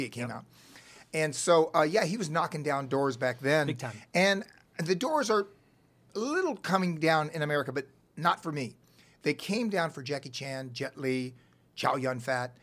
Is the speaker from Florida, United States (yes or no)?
yes; Cocoa Beach, Florida, United States; accent: Southern; moved away as an adult; also born or lived in Illinois; now in Los Angeles, United States; Cocoa Beach, Florida. Okay. Uh, I grew up there. I was born in Illinois, but uh, we moved to Florida at four